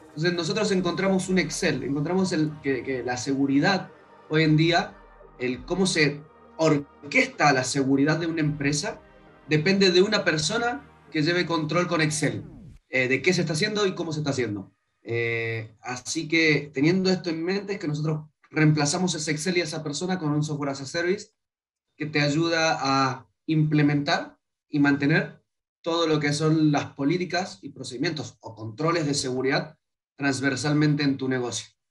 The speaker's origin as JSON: {"language": "Spanish", "region": "Mendoza", "country": "Argentina", "moved": "as an adult", "lives_now": "Chile", "said": "venimos de Mendoza. Eh, no es ni la ciudad, no es ciudad capital de Argentina. Entonces vos decís, soy de Mendoza."}